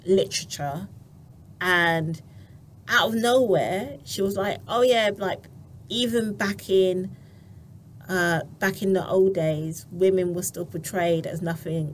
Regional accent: Barbados; I'm from Barbados.

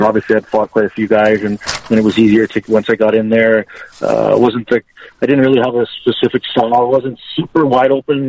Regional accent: California, United States; I'm from California, no Bakersfield, never heard.

